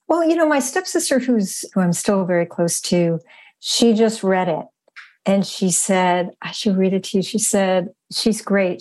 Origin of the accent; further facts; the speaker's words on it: Western Massachusetts, United States; growing up in Western Massachusetts.